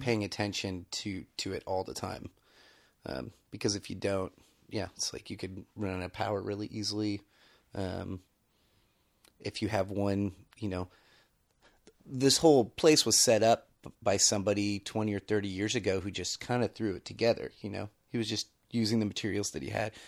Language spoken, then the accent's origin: English; Bay Area, California, United States; moved away; I grew up in the Bay Area, had no, have no experience with rural living